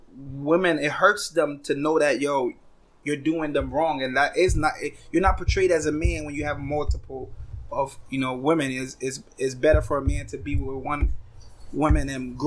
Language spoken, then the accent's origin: English; New York City, New York, United States; as a child growing up in the Bronx